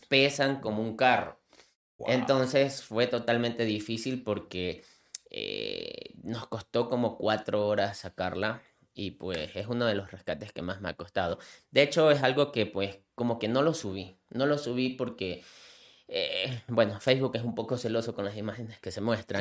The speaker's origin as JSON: {"language": "Spanish", "town": "Manta", "region": "Manabí", "country": "Ecuador", "said": "soy, soy, soy, de Ecuador"}